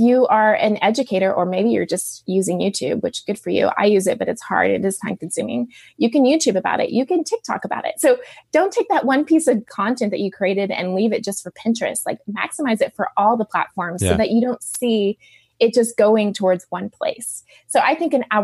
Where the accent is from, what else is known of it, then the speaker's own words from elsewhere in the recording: Dallas, Texas, United States; I grew up in Dallas